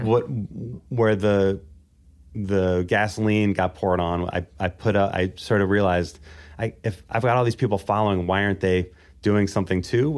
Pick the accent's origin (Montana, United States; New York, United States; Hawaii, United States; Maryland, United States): Maryland, United States; Baltimore; in Baltimore, Maryland